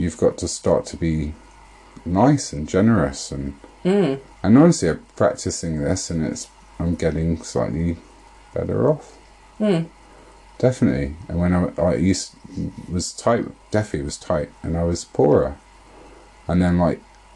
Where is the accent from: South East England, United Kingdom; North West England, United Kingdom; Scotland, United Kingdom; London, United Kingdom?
London, United Kingdom; I'm from London